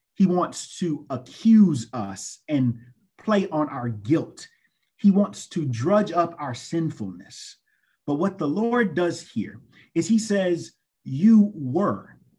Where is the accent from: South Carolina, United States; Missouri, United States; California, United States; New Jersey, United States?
South Carolina, United States; Greenville; I'm originally from Greenville, South Carolina, and I went to the wonderful, excellent Greenville Senior High School